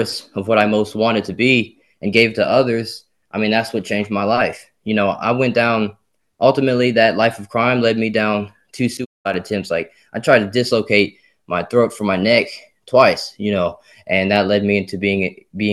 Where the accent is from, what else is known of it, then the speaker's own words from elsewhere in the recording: Simmesport, Louisiana, United States; I was born in Simsport, Louisiana.